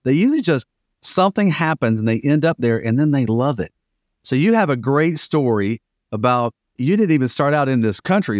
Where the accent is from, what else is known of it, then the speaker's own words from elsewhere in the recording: the South, United States; I grew up in the South